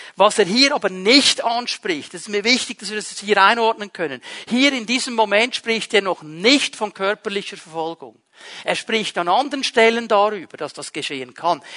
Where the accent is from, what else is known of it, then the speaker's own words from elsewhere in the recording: Switzerland; Wir sind Schweizer Bürger